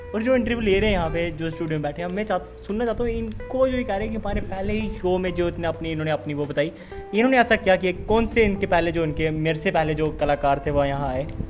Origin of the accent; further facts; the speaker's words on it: Reasi, Jammu and Kashmir, India; हम जम्मू कश्मीर के छोटे से ज़िले रियासी में रहने के वाले हैं